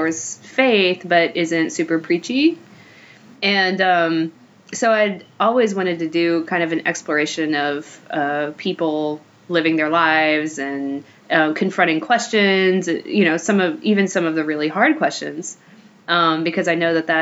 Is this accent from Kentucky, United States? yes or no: yes; Kentucky, United States; moved away as an adult; now in Los Angeles, United States; I'm originally from Kentucky. I have been in LA for the past 3.5 years.